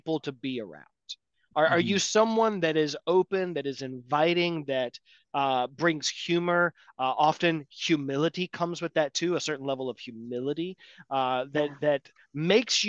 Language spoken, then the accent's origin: English; Atlanta, Georgia, United States; I'm from Atlanta